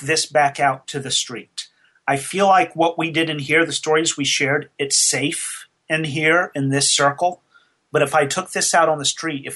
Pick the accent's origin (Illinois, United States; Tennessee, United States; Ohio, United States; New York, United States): Tennessee, United States; Nashville; I did a program here in my hometown. I'm in Nashville, Tennessee